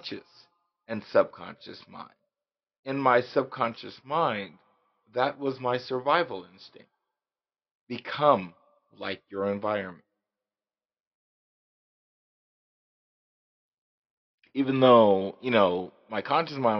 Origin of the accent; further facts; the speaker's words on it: Las Vegas, Nevada, United States; I grew up in Las Vegas